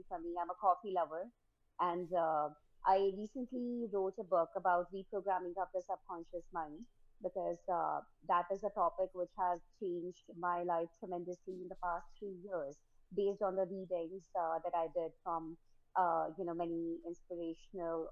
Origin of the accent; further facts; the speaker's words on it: New Delhi, Delhi, India; I was born and brought up in India, New Delhi, India.